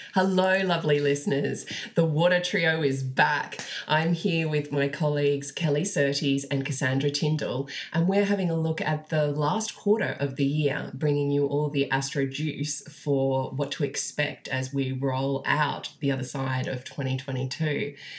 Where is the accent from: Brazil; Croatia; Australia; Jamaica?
Australia; we're all Australian astrologers